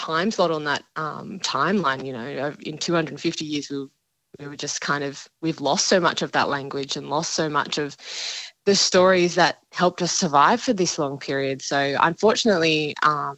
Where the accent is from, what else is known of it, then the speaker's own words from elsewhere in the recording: Dharawal country south of Sydney, New South Wales, Australia; I grew up on Darawal country south of Sydney, and we didn't learn that in schools